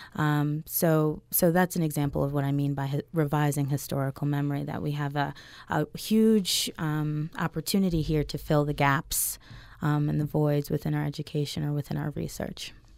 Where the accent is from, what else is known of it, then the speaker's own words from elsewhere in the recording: Maryland, United States; I grew up in Maryland